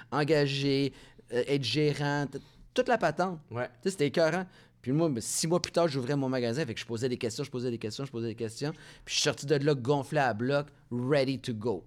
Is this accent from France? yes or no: no; Montreal, Quebec, Canada; accent: petit accent français; also born or lived in Laval; je suis fier de Montréal, je suis fier d'être un Français canadien